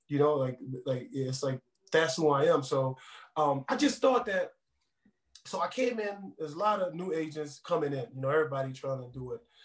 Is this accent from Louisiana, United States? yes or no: yes; New Orleans, Louisiana, United States; now in Denver, United States; I'm from New Orleans, born and raised.